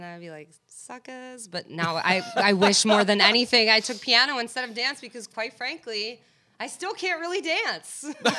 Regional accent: New York City, New York, United States; I'm from Mill Basin, Brooklyn.

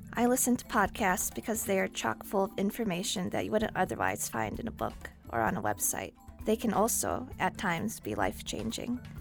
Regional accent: Dallas, Texas, United States; I'm from Dallas, Texas, and I'm an intern this year.

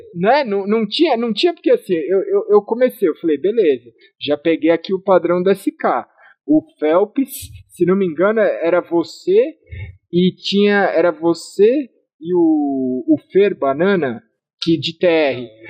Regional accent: Brazil; eu sou brasileiro

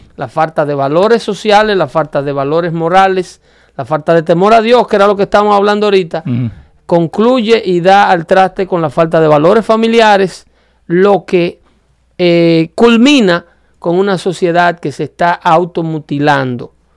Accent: Dominican Republic; mi país

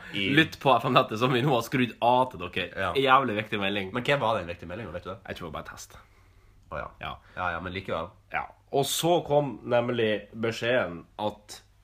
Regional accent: Northern Norway, Norway; Jeg er jo nordlending

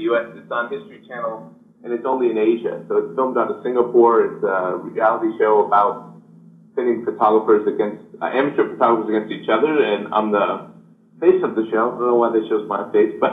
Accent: Rhode Island, United States; moved away as an adult; also born or lived in San Francisco; now in Vietnam; I grew up in Rhode Island

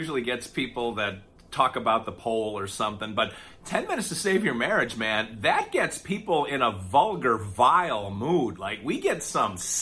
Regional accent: Wisconsin, United States; also born or lived in Oklahoma / Baltimore; now in Nashville, United States; I grew up in Wisconsin, and we had four seasons

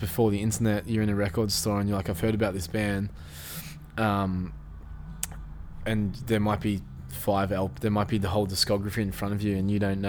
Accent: Taylors Lakes, Victoria, Australia; also born or lived in Essendon; I grew up in Taylor's Lakes, even though I went to school in Eston

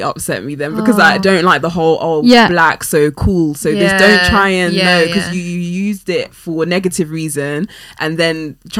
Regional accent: London, United Kingdom; not just black, I'm, you know, I'm West African, I'm Ghanaian, etc., then I would be very upset. But I think growing up in West London, which is majority white, like where I particularly live, and I've even recently moved to Chelsea, which is even more

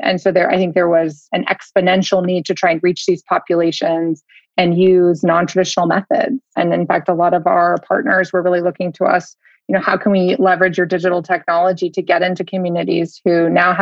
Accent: United States; as an American

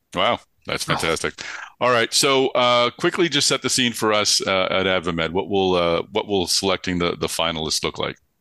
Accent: Boston, Massachusetts, United States; accent: Boston; my Boston accent

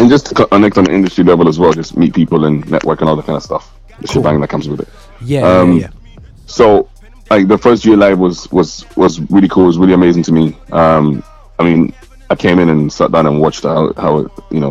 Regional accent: Scotland, United Kingdom; I'm from Scotland, mate. Like, geez, I'm in Glasgow

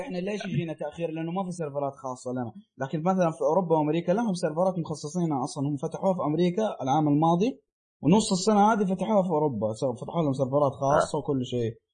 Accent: Saudi Arabia; عندنا في السعوديه

